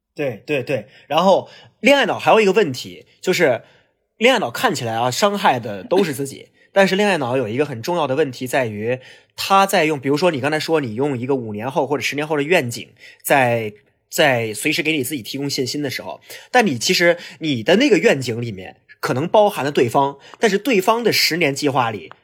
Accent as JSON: {"language": "Chinese", "town": "Hulunbuir", "region": "Inner Mongolia", "country": "China", "tie": "born or raised there", "also_born_or_lived": "Beijing", "moved": "yes", "said": "因为呼伦贝尔是我老家"}